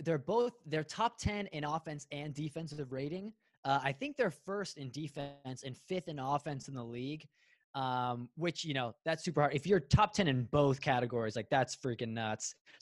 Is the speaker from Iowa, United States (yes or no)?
no; Canton, Ohio, United States; I'm from Canton